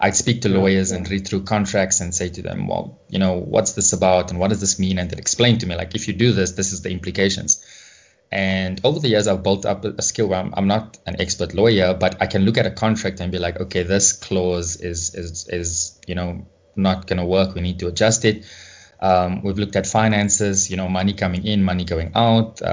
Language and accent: English; South Africa; growing up in South Africa